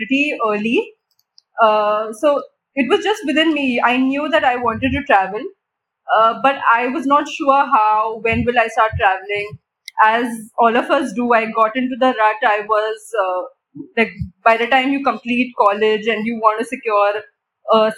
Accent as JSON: {"language": "English", "town": "Mumbai", "region": "Maharashtra", "country": "India", "tie": "born or raised there", "said": "I've been born and brought up in Mumbai all my life"}